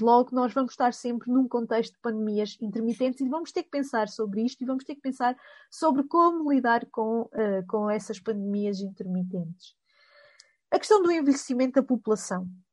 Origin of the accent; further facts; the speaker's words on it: Coimbra, Centro, Portugal; accent: Coimbra; este meu sotaque eh, de Coimbra